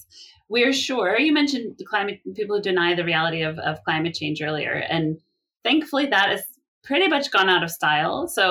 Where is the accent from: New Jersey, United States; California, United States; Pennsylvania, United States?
California, United States; my home state of California